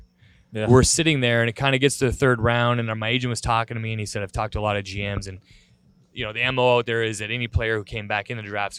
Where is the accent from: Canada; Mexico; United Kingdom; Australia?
Canada; Alberta; as you're growing up in Alberta, you're watching the Oilers dynasty, Wayne Gretzky is your hero.